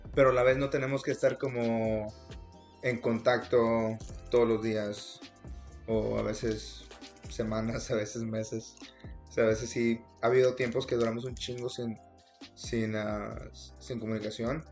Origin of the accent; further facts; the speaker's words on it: Monterrey, Nuevo León, Mexico; moved away; yo soy original de Monterrey